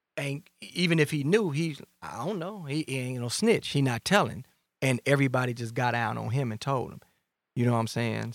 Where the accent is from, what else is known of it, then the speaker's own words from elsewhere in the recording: Chicago, Illinois, United States; I'm from Englewood, Gresham